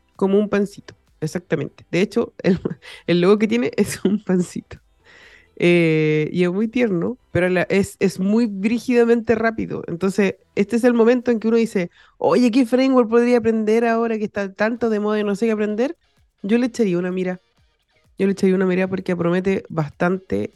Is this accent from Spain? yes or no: no; Chile; also born or lived in United States; yo cuando nací estaba en Estados Unidos, entonces como que ahí ya estaba todo. Pero obviamente como guagua no tenía idea qué, qué, estaba pasando, pero sí me traje la taripa para Chile